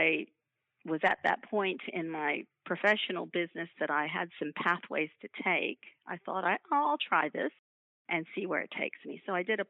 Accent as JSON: {"language": "English", "country": "United States", "moved": "as an adult", "lives_now": "Queensland, Australia", "said": "my accent. I come from the United States originally"}